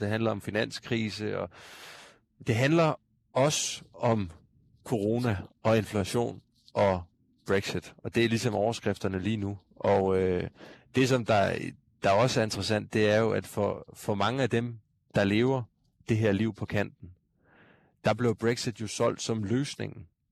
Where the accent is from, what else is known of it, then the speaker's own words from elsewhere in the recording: Odense, Southern Denmark, Denmark; Nana Munk øh, og jeg er begge to fra Odense